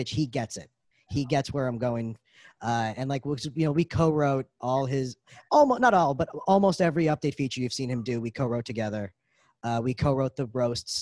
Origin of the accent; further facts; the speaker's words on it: New York City, New York, United States; I'm from Brooklyn